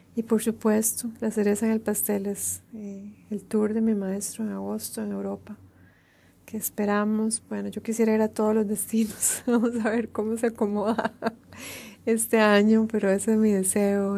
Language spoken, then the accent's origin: Spanish; Costa Rica; moved away as an adult; el exilio de mi país de origen, Costa Rica